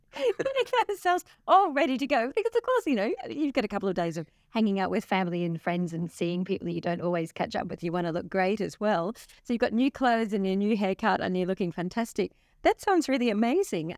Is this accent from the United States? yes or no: no; Australia; growing up in Australia in the seventies and eighties